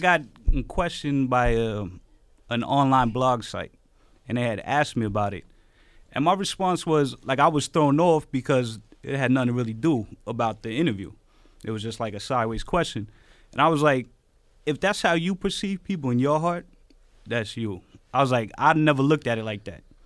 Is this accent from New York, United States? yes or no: yes; New York City, New York, United States; also born or lived in Bronx; I grew up in Queens, was in East New York a lot, Bronx